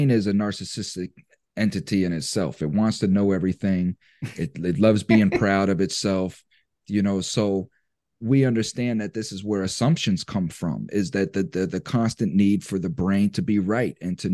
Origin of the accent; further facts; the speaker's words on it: United States; as American citizens